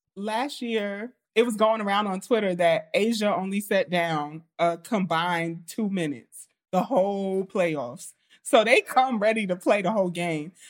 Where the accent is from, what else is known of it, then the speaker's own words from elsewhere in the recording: New York, United States; I'm from New York